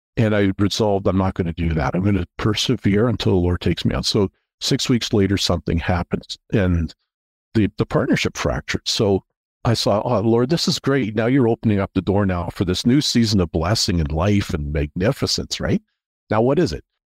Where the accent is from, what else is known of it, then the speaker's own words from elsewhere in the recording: Toronto, Ontario, Canada; also born or lived in Atlanta; I grew up in the Toronto area